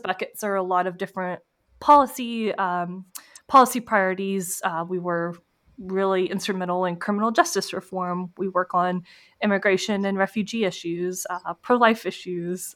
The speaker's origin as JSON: {"language": "English", "town": "Clemmons", "region": "North Carolina", "country": "United States", "tie": "born or raised there", "said": "I grew up, um, right outside Winston Salem, North Carolina."}